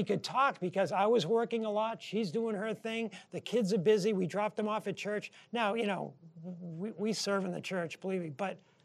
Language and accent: English; New Hampshire, United States; moved away as an adult; our friends growing up in New Hampshire